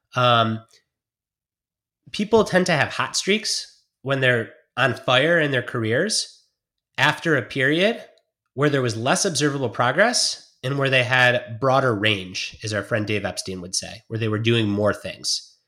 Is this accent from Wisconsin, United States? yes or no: no; Detroit, Michigan, United States; I grew up in Detroit watching football